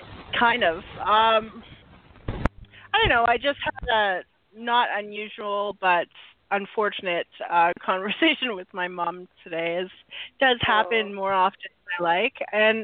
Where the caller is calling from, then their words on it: Vancouver, British Columbia, Canada; Vancouver, Canada.